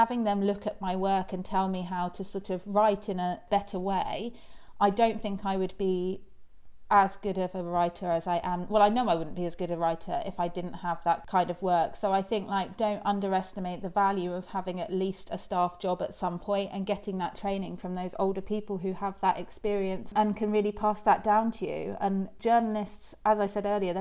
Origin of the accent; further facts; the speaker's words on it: Isles of Scilly, South West England, United Kingdom; I grew up on the Isles of Scilly